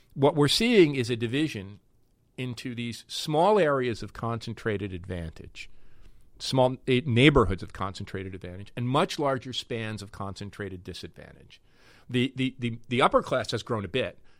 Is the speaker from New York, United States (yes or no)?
no; North Arlington, New Jersey, United States; also born or lived in Newark, New Jersey; the place I grew up in New Jersey, after my folks moved from Newark, North Arlington